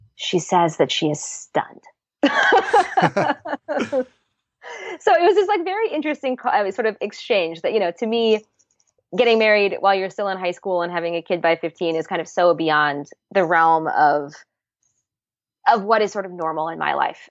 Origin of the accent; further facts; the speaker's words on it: Seattle, Washington, United States; also born or lived in New York; I grew up in Seattle